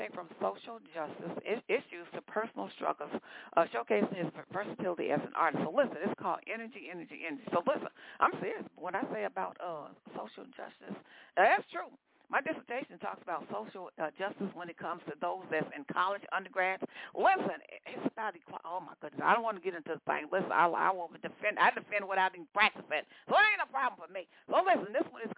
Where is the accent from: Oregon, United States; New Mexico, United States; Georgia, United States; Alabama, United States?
Georgia, United States; Atlanta; out of the ATL, out of Georgia, my hometown.